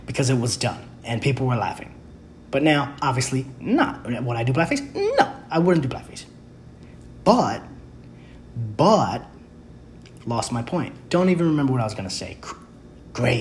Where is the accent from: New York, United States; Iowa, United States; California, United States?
New York, United States; New York City; I grew up in the Bronx